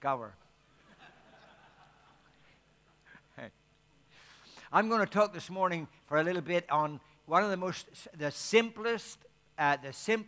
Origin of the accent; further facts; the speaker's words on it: Ireland; because I'm Irish